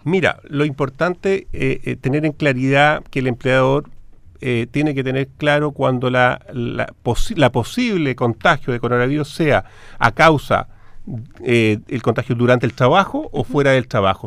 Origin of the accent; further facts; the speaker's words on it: Chile; como chilenos